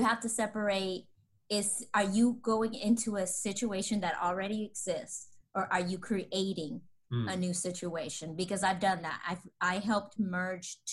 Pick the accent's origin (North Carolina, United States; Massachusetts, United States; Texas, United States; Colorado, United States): Texas, United States; Dallas; I'm from Texas, Dallas